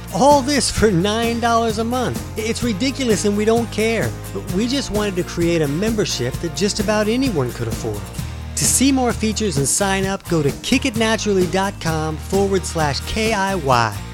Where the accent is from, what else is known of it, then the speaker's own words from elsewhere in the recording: Jacksonville, United States; I'm from Jacksonville